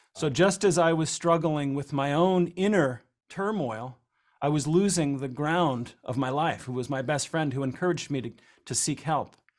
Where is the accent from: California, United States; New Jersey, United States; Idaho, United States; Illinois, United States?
New Jersey, United States; growing up in New Jersey